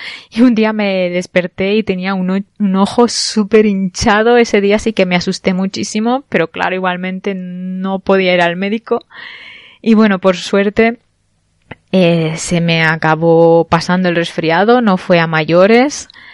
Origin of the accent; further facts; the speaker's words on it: Barcelona, Catalonia, Spain; moved away; soy de, soy española, soy de Barcelona concretamente